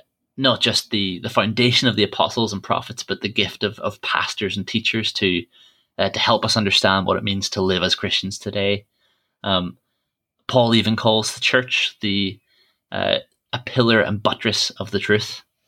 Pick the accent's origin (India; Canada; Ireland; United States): Ireland; So I grew up in Church of Ireland Church, and some people back in Ireland, even if they don't know much about church, about the Bible, they know for definite that they're Protestant or they're Catholic.